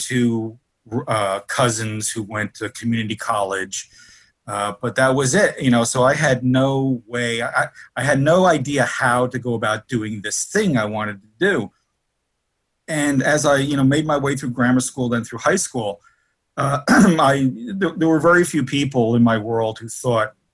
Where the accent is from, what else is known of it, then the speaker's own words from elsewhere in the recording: Newark, New Jersey, United States; also born or lived in Kearny, New Jersey; I grew up in Newark, New Jersey